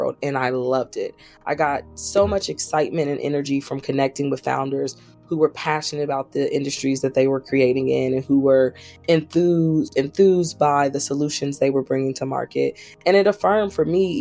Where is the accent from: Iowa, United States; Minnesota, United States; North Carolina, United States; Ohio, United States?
Ohio, United States; Columbus; moved away; also born or lived in Washington, D.C.; I am originally from Columbus, Ohio